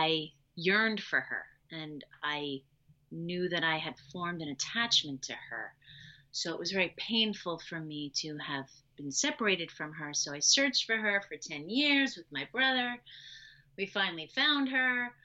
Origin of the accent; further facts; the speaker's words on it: New York City, New York, United States; also born or lived in Long Island; I am originally from New York. I was born in New York City. I lived with my birth family for 15 months